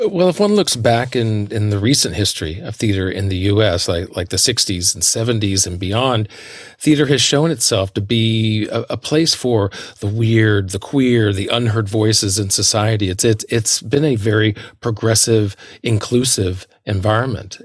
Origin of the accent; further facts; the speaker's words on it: the South, United States; moved away as an adult; also born or lived in New York; I grew up in the South, and the South was heavily Republican as I grew up